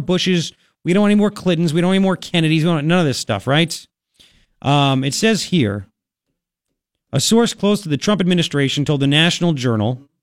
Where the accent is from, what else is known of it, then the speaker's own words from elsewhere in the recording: Long Island, New York, United States; accent: Long Island; now in Tucson, United States; my Long Island accent